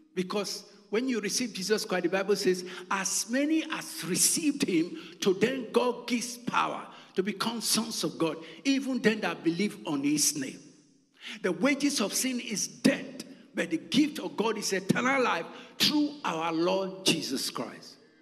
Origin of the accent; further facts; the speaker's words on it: Nigeria; moved away as an adult; I'm from Nigeria